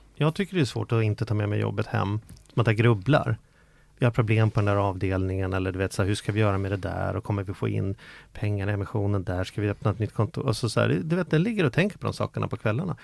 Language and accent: Swedish; Stockholm, Stockholm County, Sweden; Jag är från Vällingby